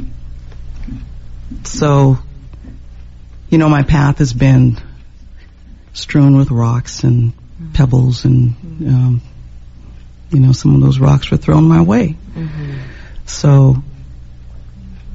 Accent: San Jose, California, United States; growing up in San Jose, bordering Los Gatos

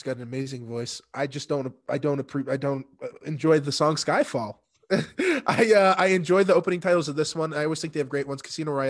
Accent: United States; I guess and again, maybe because we're from the States, you know, this probably holds a little more reverence for the guys across the pond

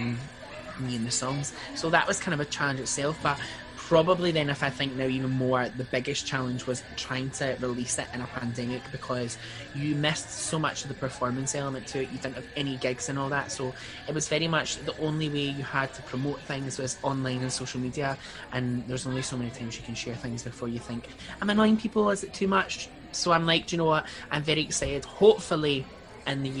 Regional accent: Paisley, Scotland, United Kingdom; I'm from Paisley in Renfrewshire.

